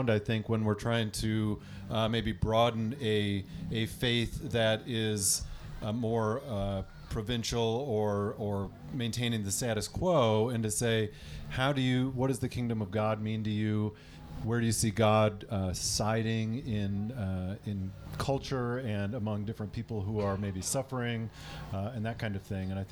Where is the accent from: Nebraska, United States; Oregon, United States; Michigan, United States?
Michigan, United States; Listen, I'm from Michigan, and the Detroit Lions are there.